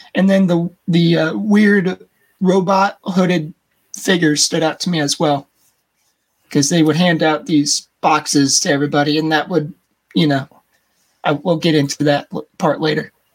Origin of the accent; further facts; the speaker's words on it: United States; accent: American; my American American accent's weird